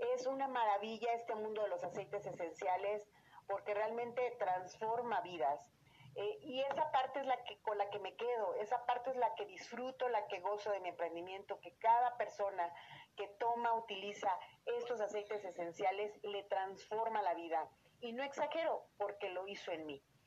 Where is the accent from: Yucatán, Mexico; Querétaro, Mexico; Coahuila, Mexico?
Querétaro, Mexico; Yo soy queretana de nacimiento